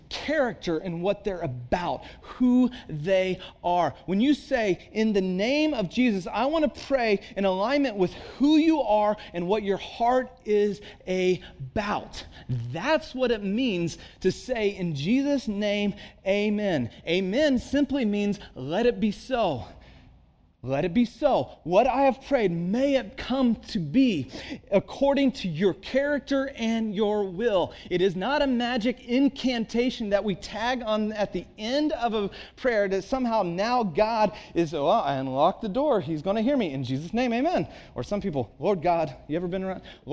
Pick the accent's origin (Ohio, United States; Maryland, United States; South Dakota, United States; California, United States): California, United States; Santa Cruz; moved away as an adult; also born or lived in Texas / Chicago; I grew up in Santa Cruz